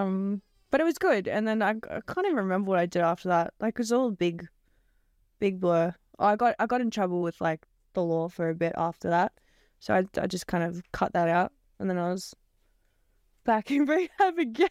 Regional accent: Melbourne, Victoria, Australia; I'm from Melbourne

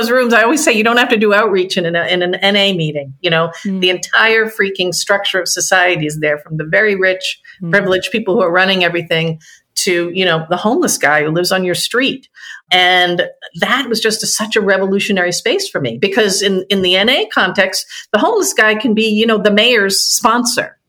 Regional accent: outside of Boston, Massachusetts, United States; now in Washington, D.C., United States; I grew up outside of Boston in the 70s in a pretty much a first-generation Irish-American enclave.

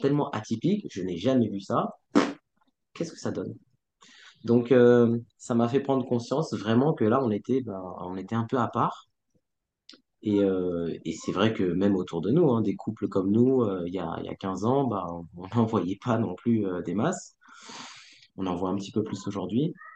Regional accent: France; comme j'ai grandi en France et que mes parents ne m'ont pas euh, enseigner la langue, ni le mandarin

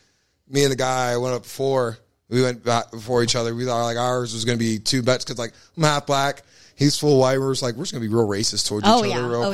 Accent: Erie, Pennsylvania, United States; now in Pittsburgh, United States; I'm going to go back to my hometown

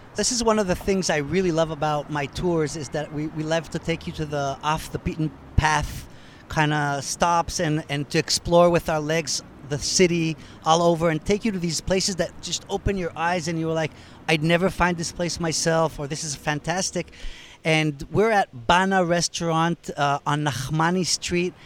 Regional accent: United States; accent: American; also born or lived in Israel; now in Tel Aviv, Israel; as an American

